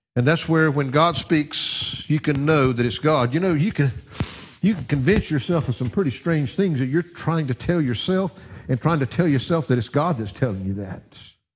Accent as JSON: {"language": "English", "country": "United States", "said": "I'm a little bit biased as an American"}